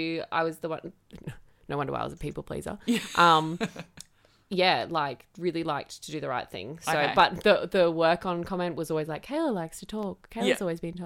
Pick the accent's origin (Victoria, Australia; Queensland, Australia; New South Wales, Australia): Queensland, Australia; I was born and bred here, basically.